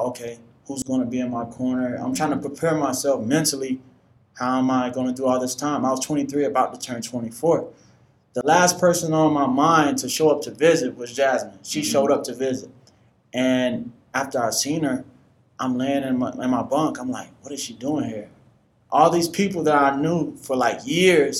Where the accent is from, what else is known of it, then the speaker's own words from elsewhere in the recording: Northwest Florida, United States; also born or lived in Washington, D.C.; I was born in Washington, D.C., and unfortunately, my mom died when I was one, and I relocated to Northwest Florida with my great aunt